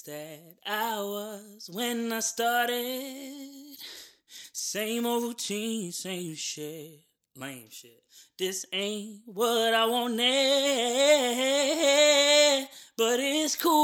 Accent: New Jersey, United States; moved away as an adult; also born or lived in Florida; now in Atlanta, United States; I was born in Florida. I lived out there for maybe, you know, the first 6 or 7 years of my life. And then I moved to New Jersey.

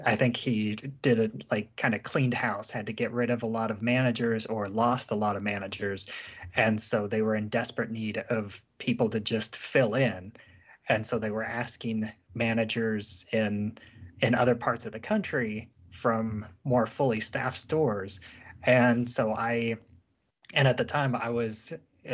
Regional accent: Springfield, Illinois, United States; I grew up in Central Illinois, Springfield, Illinois, the capital city there

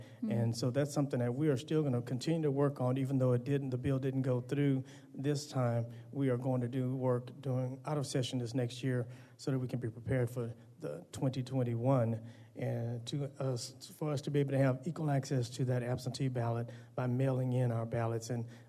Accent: Beaumont, Texas, United States; And I would also let you know I'm from Beaumont, Texas.

